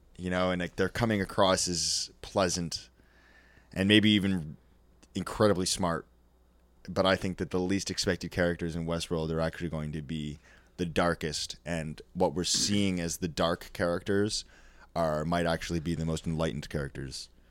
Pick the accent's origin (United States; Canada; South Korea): Canada; I grew up in Canada, small fucking little white s, town full of snow